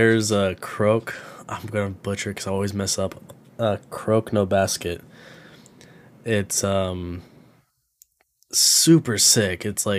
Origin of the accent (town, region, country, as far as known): San Antonio, Texas, United States; born or raised there